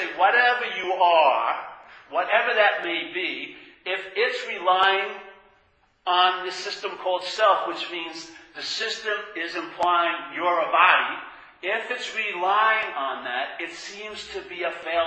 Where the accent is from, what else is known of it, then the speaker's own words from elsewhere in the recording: New York, United States; I grew up in New York